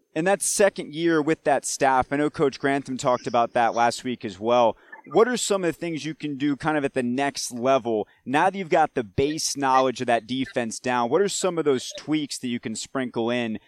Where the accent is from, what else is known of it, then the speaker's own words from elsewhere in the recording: Marietta, Georgia, United States; We're both from Marietta, Georgia. You went to Sprayberry. I went to Walton High School